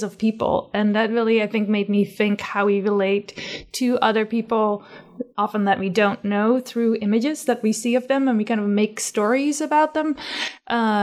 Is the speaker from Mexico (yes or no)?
no; Netherlands; moved away; growing up in the Netherlands